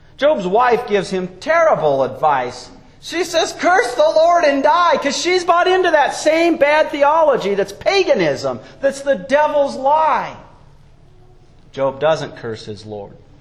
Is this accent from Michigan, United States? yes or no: no; Wyoming, United States; growing up in Wyoming